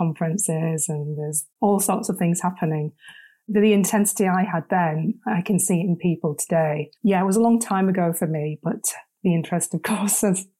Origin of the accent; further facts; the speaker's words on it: Leeds, Yorkshire and the Humber, United Kingdom; Born and bred Yorkshire, from Leeds.